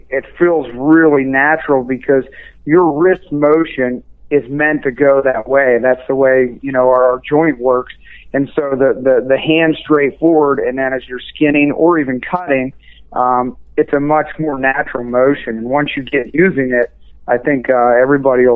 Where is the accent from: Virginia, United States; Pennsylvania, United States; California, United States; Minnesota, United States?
Pennsylvania, United States; Western; also born or lived in Wyoming / Alaska; I'm from Pennsylvania. I grew up in Western Pennsylvania